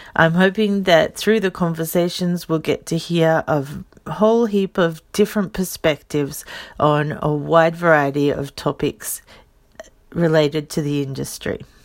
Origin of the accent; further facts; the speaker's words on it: Australia; moved away as an adult; now in Saitama, Japan; I'm an Australian. I live in Saitama. I've been in Japan for a little over sixteen years.